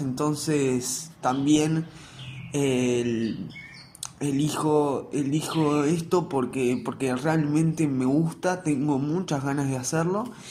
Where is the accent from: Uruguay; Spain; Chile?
Uruguay; acá en Uruguay a la gente que vamos al liceo público, yo voy al liceo público, estoy en quinto liceo